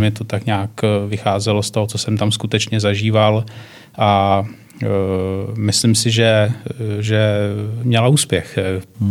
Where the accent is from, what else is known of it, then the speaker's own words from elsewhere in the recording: Czechia; jako Češi